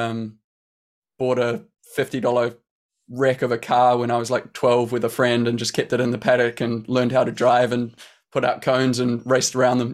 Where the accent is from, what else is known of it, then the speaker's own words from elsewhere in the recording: New Zealand; growing up in New Zealand